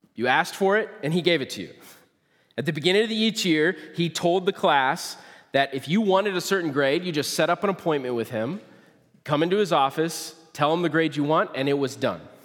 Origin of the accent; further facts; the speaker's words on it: Nebraska, United States; now in Kalona, United States; I grew up in Nebraska